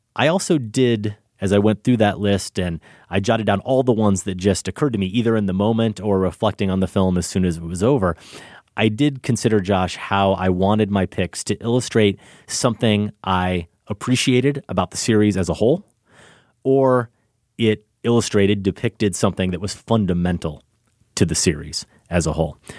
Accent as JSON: {"language": "English", "region": "Iowa", "country": "United States", "tie": "born or raised there", "moved": "yes", "said": "I go back to my hometown in Iowa"}